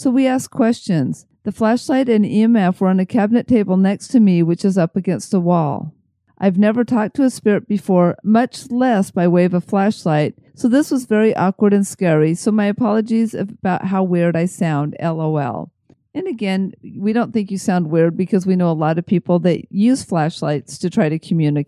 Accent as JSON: {"language": "English", "town": "Buffalo", "region": "New York", "country": "United States", "said": "I'm from Buffalo, New York, and about 45 minutes down the thruway is a place called Rolling Hills Asylum."}